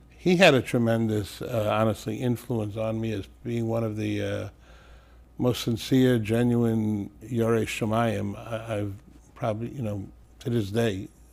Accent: New York City, New York, United States; moved away as an adult; also born or lived in Israel / Teaneck, New Jersey; now in Passaic, United States; I was born in Brooklyn and, uh, originally in Crown Heights. We moved to Canarsie

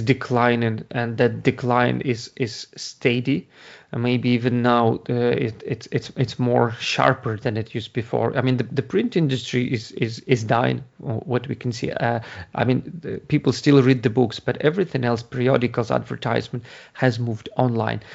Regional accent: Ukraine; English is a second language; moved away as an adult; now in Ireland; Originally, I'm from Ukraine. That's, that's, uh, where you get, uh, hear the accent, but I've been, uh, living in Ireland for the past eleven year, uh, eighteen years

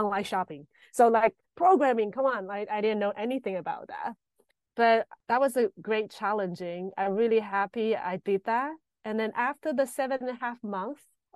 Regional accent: Taiwan; moved away as an adult; now in Berlin, Germany; I'm from Taiwan.

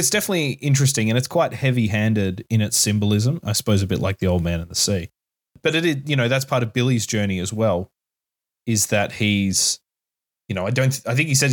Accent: California, United States; I'm from California. I know better.

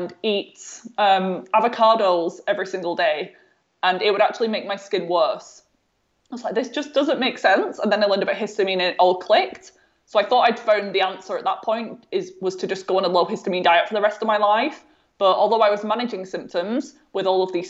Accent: North West England, United Kingdom; my home, there was no visible signs of mold at all.

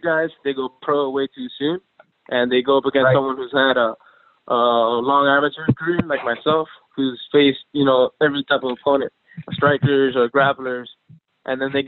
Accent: Miami, Florida, United States

